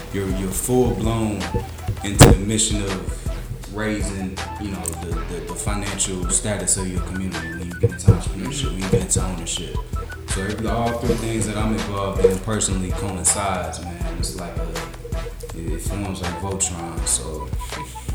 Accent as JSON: {"language": "English", "town": "Atlanta", "region": "Georgia", "country": "United States", "said": "I'm from the East Beach Atlanta area. Specifically, like the 4th Ward Boulevard area"}